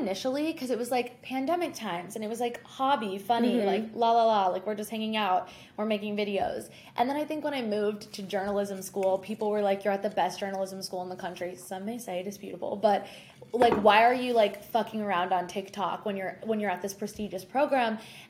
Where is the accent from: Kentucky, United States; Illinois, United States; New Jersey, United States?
New Jersey, United States; Jersey Shore; moved away as an adult; also born or lived in Michigan; now in New York City, United States; I am originally from the Jersey Shore, and I moved to New York City after graduating from the University of Michigan to go to Columbia Journalism School to get my master's.